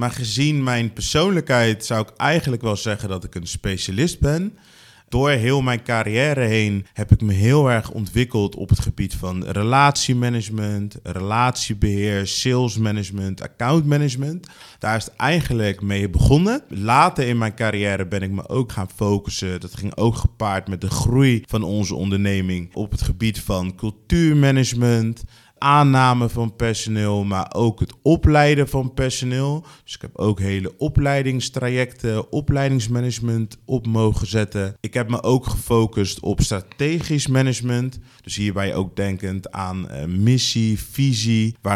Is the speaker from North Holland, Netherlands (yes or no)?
no; Rotterdam, South Holland, Netherlands; Ik eh, ben geboren en getogen in Rotterdam, inmiddels 36.